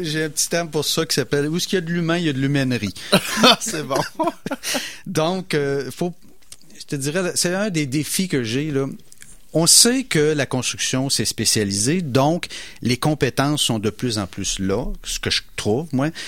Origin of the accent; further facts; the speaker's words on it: Portneuf region, Quebec, Canada; on vient de la campagne, nous, on vient de la, région de Portneuf